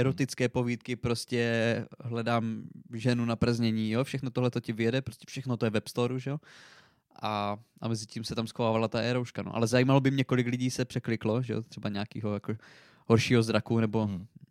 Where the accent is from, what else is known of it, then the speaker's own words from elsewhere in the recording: Přerov, Olomouc Region, Czechia; u nás v Přerově